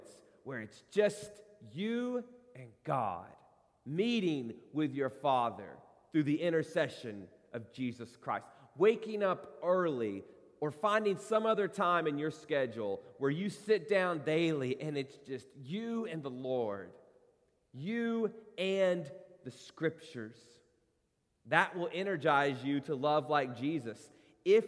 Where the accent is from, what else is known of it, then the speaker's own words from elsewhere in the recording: Corbin, Kentucky, United States; moved away; my hometown of Corbin, Kentucky